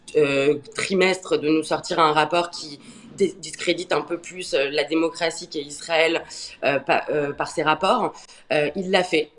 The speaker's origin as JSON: {"language": "French", "country": "France", "said": "en tant que Français"}